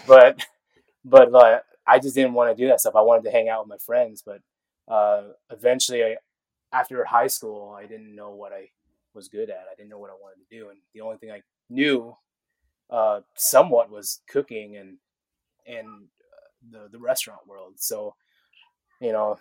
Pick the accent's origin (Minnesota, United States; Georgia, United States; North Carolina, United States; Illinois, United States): Georgia, United States; Atlanta; born or raised there; also born or lived in San Diego, California / Snellville, Georgia